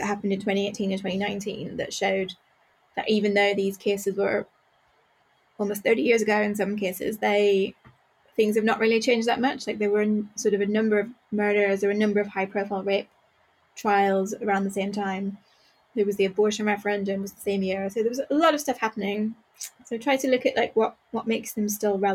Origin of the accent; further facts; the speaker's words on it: Northern Ireland, United Kingdom; I grew up in Northern Ireland, but I grew up in a border town, so it's not very far